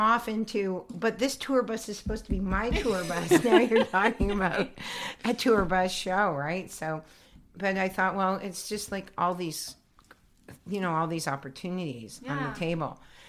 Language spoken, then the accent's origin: English; Toronto, Ontario, Canada; born there; Yes, I've been doing the psychic fair since I was born in Toronto.